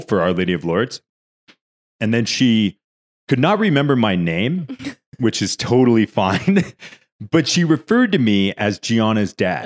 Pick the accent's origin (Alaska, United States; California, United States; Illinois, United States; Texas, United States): California, United States; now in Denver, United States; I'm from California